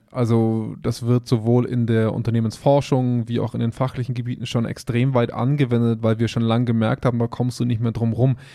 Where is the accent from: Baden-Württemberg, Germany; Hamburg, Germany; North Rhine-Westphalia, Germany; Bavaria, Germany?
Bavaria, Germany; Augsburg; bei uns in Augsburg